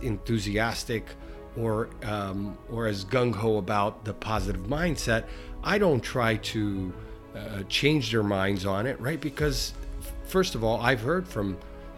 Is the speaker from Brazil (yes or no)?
yes; Brazil; now in United States; I'm originally from Brazil